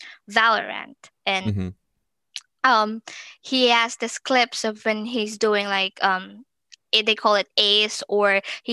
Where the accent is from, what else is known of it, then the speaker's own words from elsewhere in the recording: Philippines; moved away as an adult; now in United States; initially I'm from the Philippines